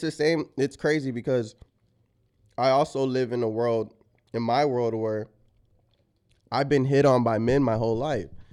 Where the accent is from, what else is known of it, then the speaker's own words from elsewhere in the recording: San Antonio, Texas, United States; moved away as an adult; also born or lived in Los Angeles; I am from San Antonio where it's like a super conservative town